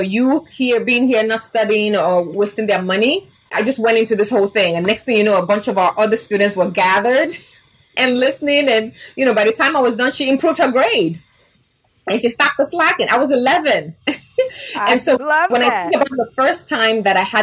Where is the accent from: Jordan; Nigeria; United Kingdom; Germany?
Nigeria; also born or lived in Chicago, United States; I was born in Chicago, raised in Nigeria.